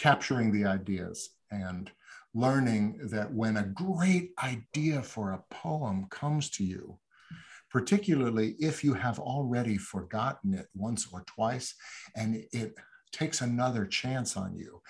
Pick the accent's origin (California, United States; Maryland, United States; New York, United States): New York, United States; New York City; I grew up in New York. I said I was I'm a 13th generation New Yorker, so I grew up in this city